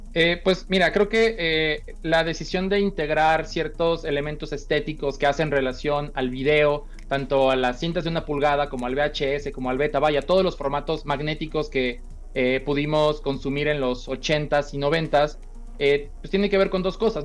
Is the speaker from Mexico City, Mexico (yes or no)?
no; Sinaloa, Mexico; como soy de Sinaloa